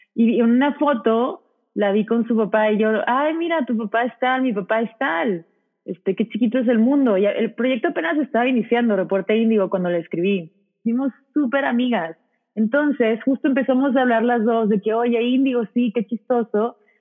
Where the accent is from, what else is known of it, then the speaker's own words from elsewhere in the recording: Monterrey, Nuevo León, Mexico; soy de Monterrey, tengo 20 años